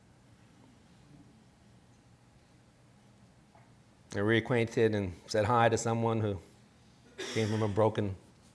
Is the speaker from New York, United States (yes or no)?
yes; New York, United States; I'm a New Yorker